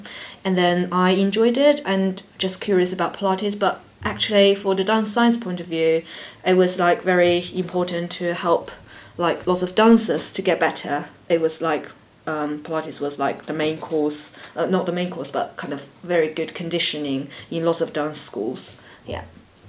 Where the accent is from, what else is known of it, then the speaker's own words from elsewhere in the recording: China; moved away as an adult; now in London, United Kingdom; And I came over to London from China because I was learning about dance science program for my master's degree.